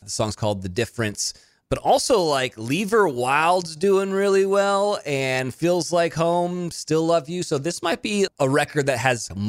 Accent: Monterey, California, United States; also born or lived in Nashville; now in Los Angeles, United States; I grew up in Monterey. I went to school in Salinas, where it's an ag town.

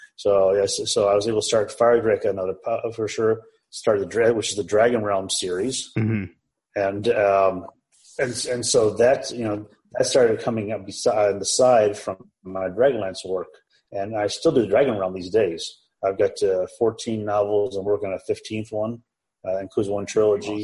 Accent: Chicago, Illinois, United States; I was born raised in the Chicagoland area

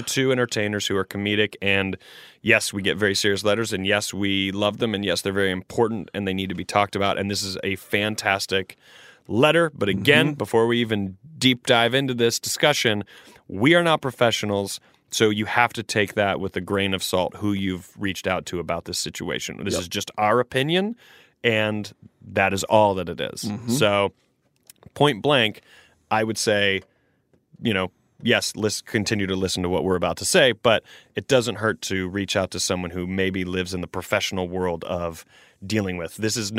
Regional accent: England, United Kingdom; I run fuelers. I grew up in England.

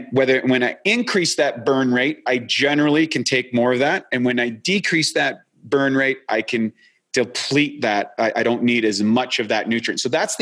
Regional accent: Canada; moved away; I'm a Canadian originally.

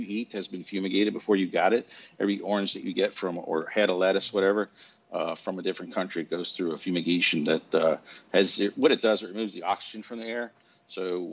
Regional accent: United States; as an American, when you're born here

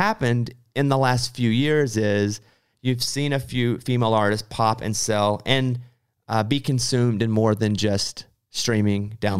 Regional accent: Arkansas, United States; The past few years I've had to go a lot, but I grew up in Arkansas. We didn't go to Los Angeles. So that's all new to me.

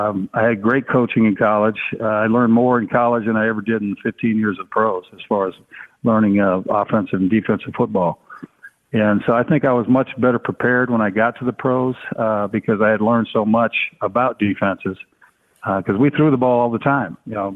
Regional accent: San Jose, California, United States; I mean, especially growing up in San Jose. I grew up with the brothers and the Mexicans.

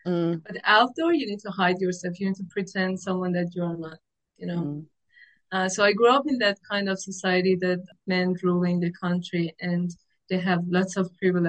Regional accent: Iran; moved away as an adult; now in Melbourne, Australia; I came here 4 years ago, and I grew up in Iran

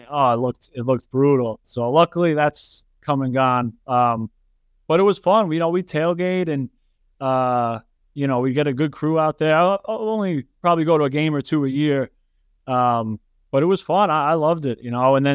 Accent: Yonkers, New York, United States; Yonkers, I feel, is a great spot to grow up, and, and Crestwood's a, such a good neighborhood within Yonkers, and you know, being so close to the city, but you know, being a little outside, you got a little more roo

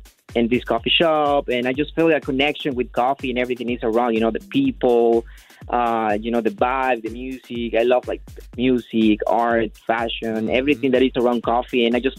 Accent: Oaxaca, Mexico; English is a second language; moved away as an adult; now in Los Angeles, United States; I'm from Oaxaca, and I moved to LA like 13 years now.

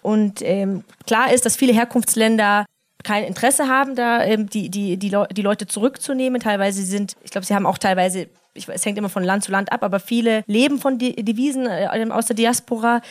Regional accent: Munich, Bavaria, Germany; als einzige Münchnerin, als einzige Urbayerin

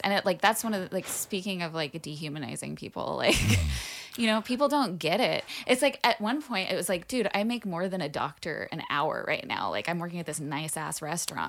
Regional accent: Burbank, California, United States; I grew up partially in the Burbank, LA area

